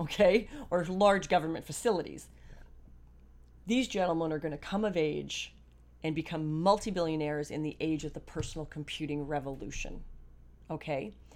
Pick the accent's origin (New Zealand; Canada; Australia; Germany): Canada; being a Canadian